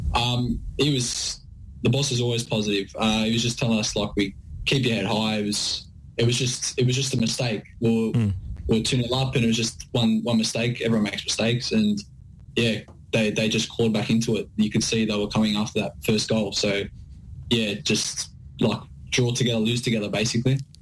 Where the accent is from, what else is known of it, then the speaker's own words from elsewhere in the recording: Sydney, New South Wales, Australia; moved away as an adult; now in Melbourne, Australia; We're both from Sydney.